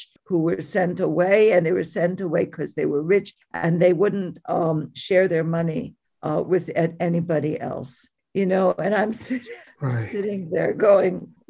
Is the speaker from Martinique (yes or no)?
no; Montreal, Quebec, Canada; now in Lethbridge, Canada; I'm from Montreal